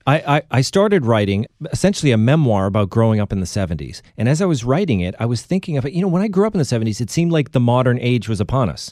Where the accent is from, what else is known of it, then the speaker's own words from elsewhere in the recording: Boston suburbs, Massachusetts, United States; we grew up in the Boston suburbs